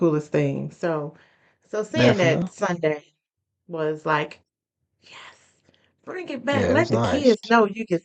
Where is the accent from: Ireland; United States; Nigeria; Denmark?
United States; Memphis, Tennessee; when I was growing up, you know, I'm from Memphis